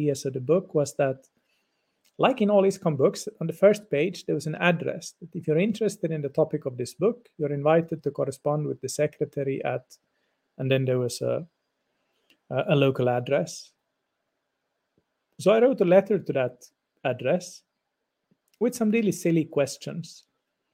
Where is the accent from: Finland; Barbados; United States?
Finland; first language Swedish; English is a second language; Even though I'm Finnish, I didn't know Finnish very well when I was a teenager because I belong to the Swedish minority here in Finland. So my mother tongue is Swedish